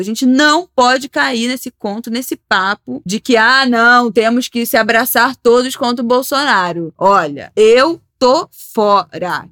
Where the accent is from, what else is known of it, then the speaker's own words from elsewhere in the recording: Rio de Janeiro, Brazil; como carioca